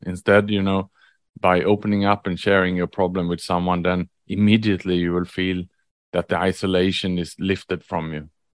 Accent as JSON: {"language": "English", "country": "Sweden", "tie": "born or raised there", "also_born_or_lived": "Australia / Vietnam / Indonesia / Thailand", "moved": "as an adult", "lives_now": "Singapore", "said": "I was born in Sweden"}